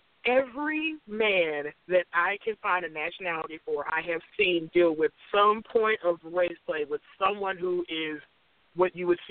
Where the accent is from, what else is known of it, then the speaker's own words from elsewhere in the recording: Cleveland, Ohio, United States; I'm from Cleveland, Ohio.